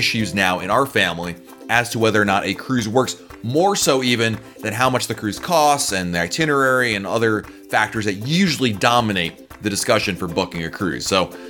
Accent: Chile; born there; I was born in Chile, and my mom grew up there to German parents from Leipzig.

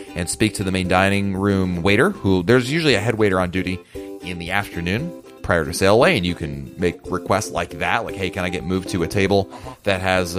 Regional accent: Connecticut, United States; I grew up in Connecticut, which is obviously New England

